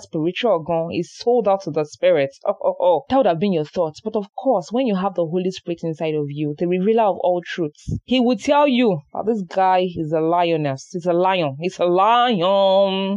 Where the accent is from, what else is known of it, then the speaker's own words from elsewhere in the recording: Oyo, Nigeria; we are from Oyo